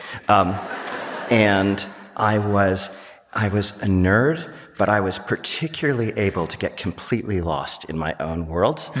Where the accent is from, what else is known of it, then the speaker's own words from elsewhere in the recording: New York City, New York, United States; I grew up in New York City, in Greenwich Village